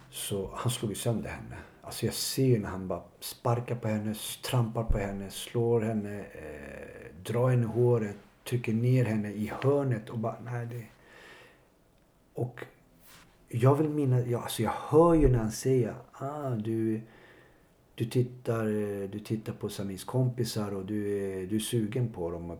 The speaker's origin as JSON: {"language": "Swedish", "town": "Botkyrka", "region": "Stockholm County", "country": "Sweden", "tie": "born or raised there", "said": "har ju vuxit upp i, ute i Botkyrka"}